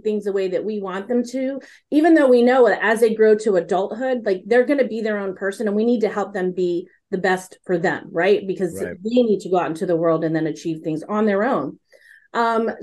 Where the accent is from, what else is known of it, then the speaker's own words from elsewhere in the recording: Texas, United States; a Texas girl who was born and raised in Texas